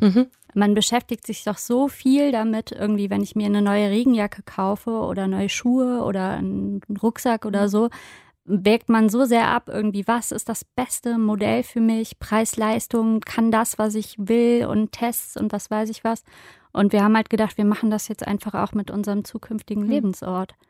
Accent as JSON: {"language": "German", "region": "Rhineland", "country": "Germany", "said": "für mich gerade als Rheinländerin"}